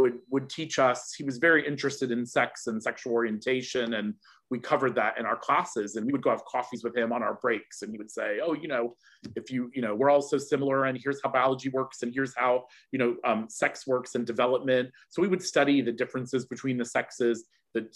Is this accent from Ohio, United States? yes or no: yes; Cincinnati, Ohio, United States; moved away as an adult; now in United Kingdom; I was born in Cincinnati, Ohio. I'm originally American. I'm now also British